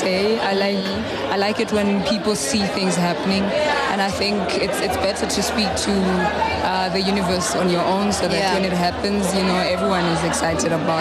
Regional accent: Tembisa, Gauteng, South Africa; also born or lived in Mpumalanga / Soweto / Pretoria; I grew up and I was raised and born in Tembisa

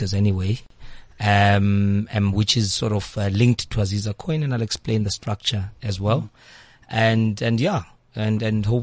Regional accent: Eastern Cape, South Africa; I am from the Eastern Cape

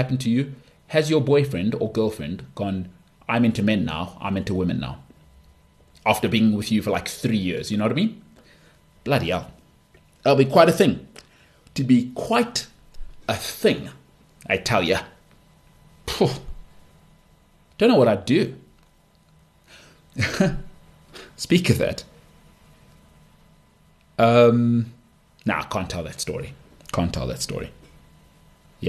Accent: South Africa; as a South African

